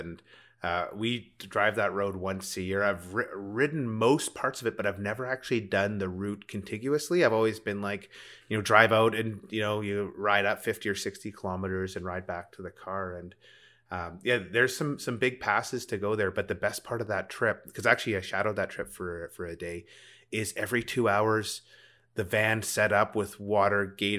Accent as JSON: {"language": "English", "region": "Rocky Mountains", "country": "United States", "tie": "born or raised there", "said": "And it's funny, growing up in the Rockies, I don't remember a time when I didn't know how to put up a tent or build a campfire."}